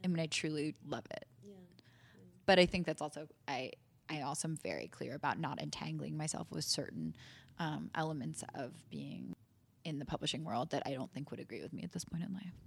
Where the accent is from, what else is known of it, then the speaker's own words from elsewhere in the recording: New York City, New York, United States; coming back to New York, which is my hometown.